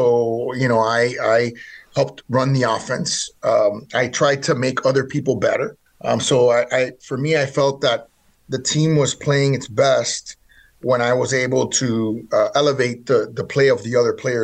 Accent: Miami, Florida, United States; I was born in Miami, Florida.

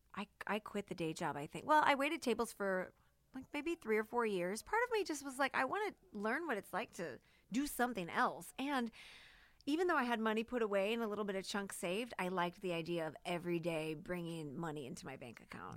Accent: St. Louis, Missouri, United States; Saint Louis, Missouri

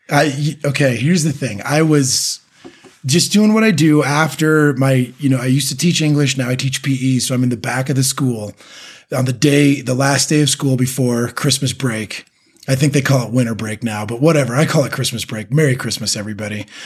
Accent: California, United States; being a Californian, and a Californian teacher

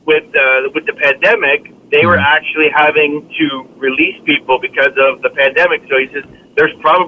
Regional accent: Toronto, Ontario, Canada; I grew up in Scarborough

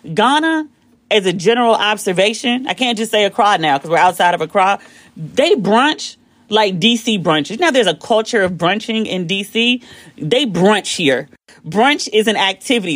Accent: United States; I'm the American who's paid to be at this resort

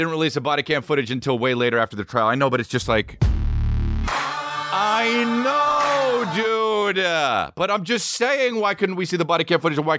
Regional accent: New York, United States; I'm from New York. Oh, New York. I meant to state, but yeah, New York. I'm from the actual city

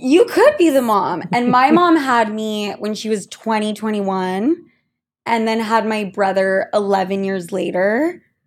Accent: Utah, United States; now in New York, United States; two gals from Utah here in New York

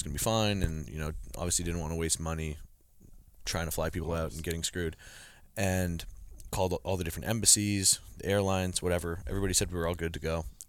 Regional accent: Canada; okay, I'm a Canadian person

